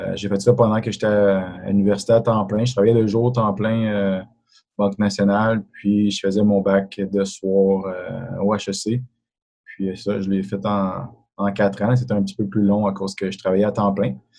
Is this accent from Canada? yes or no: yes; Sainte-Agathe-des-Monts, Quebec, Canada; moved away as an adult; also born or lived in Montreal; now in Terrebonne, Canada; j'ai grandi à Laurentide. suis un gars de Sainte-Agathe-des-Monts